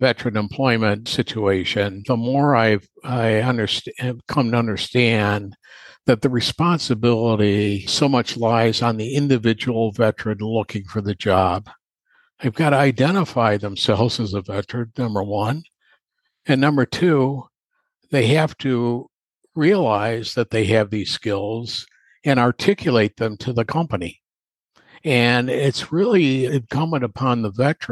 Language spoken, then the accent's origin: English; Chicago, Illinois, United States; moved away as an adult; now in North Carolina, United States; I'm from Chicago, I moved down here to North Carolina about 10 years ago